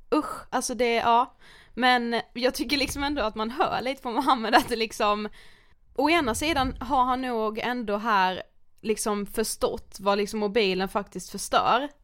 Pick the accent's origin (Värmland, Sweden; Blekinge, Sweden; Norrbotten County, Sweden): Blekinge, Sweden; Karlshamn; moved away; vi var ju hemma i Karlshamn